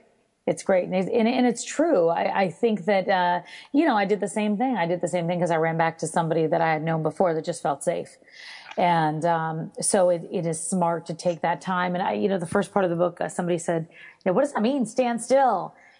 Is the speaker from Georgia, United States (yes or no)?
no; Texas, United States; I'm from Texas originally.